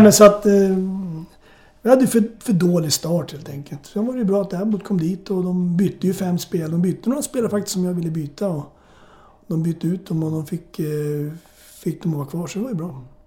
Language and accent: Swedish; Morjärv, Norrbotten County, Sweden; also born or lived in Södertälje, Sweden / St. Louis, United States; now in Sörmland, Sweden; jag föddes upp i Norrbotten. Min farsa jobbade i skogen